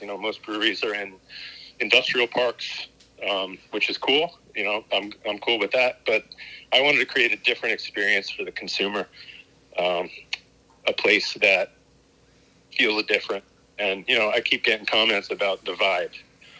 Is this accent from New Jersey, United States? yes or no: yes; Wall Township, New Jersey, United States; I'm born and raised in Wall Township